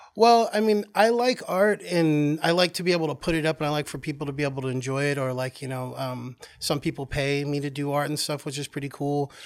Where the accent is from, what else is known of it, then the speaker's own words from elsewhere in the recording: Oklahoma, United States; moved away as an adult; also born or lived in California; now in New York, United States; I was born in California, and then I, um, moved to Oklahoma at a young age, and then I came here to New York, um, after living in Oklahoma for well over twenty years